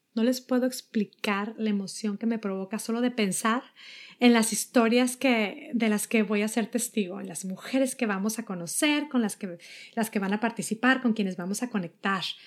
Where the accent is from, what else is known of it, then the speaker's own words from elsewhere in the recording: Mexico; now in United States; soy mexicana, vivo en Estados Unidos